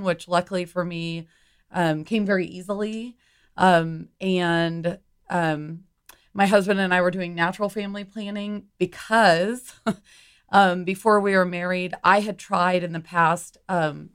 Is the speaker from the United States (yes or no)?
yes; Humble, Texas, United States; also born or lived in New York City; I grew up in Humble, so suburb of Houston